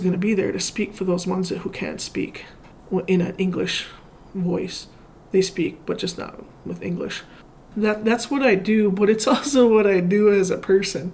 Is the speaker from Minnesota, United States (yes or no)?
yes; International Falls, Minnesota, United States; also born or lived in Fort Frances, Ontario; now in Leech Lake, United States; I grew up in Gochuching, which for those that don't know is like the International Falls Fort Francis area.